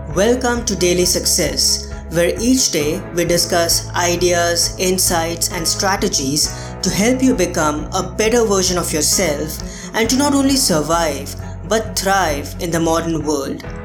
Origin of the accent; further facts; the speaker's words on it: India; moved away; India, my home country